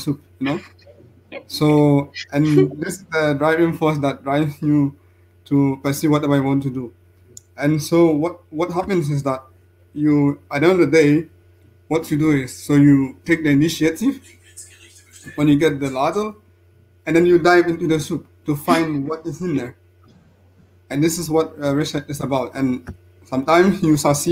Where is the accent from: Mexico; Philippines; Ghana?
Ghana; Central Region; moved away as an adult; also born or lived in France; now in Innsbruck, Austria; I'm a Ghanaian, and I started my education, secondary education at Rabenu Sukuma in the central region of Ghana